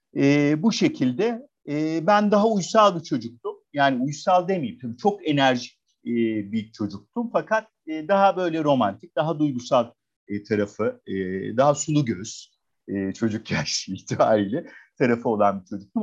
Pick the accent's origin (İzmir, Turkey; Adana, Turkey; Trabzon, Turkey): Adana, Turkey; moved away as an adult; also born or lived in Istanbul / Denmark; 1977'de Adana'da doğdum. Adanalı e, bir e, aile. E, şehirde doğdum, büyüdüm. E, 18 yaşına kadar e, bu şekilde geçti.